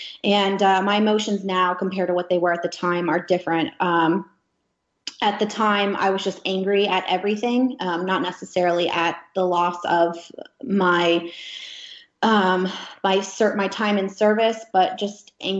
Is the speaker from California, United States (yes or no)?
no; Gettysburg, Pennsylvania, United States; moved away as an adult; also born or lived in Alaska; My hometown, which is Gettysburg, Pennsylvania, they're very patriotic there